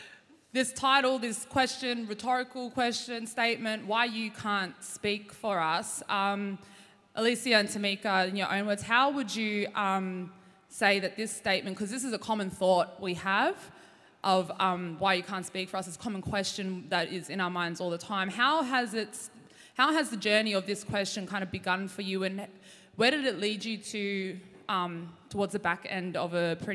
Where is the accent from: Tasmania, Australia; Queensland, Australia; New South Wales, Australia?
New South Wales, Australia; Campbelltown; also born or lived in Central West, New South Wales; I am a proud Wawan woman from Central West in New South Wales. But I grew up on Darawal country in Campbelltown.